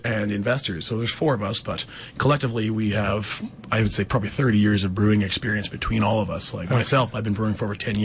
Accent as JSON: {"language": "English", "town": "Regina", "region": "Saskatchewan", "country": "Canada", "said": "we're four homebrewers from Regina, Saskatchewan."}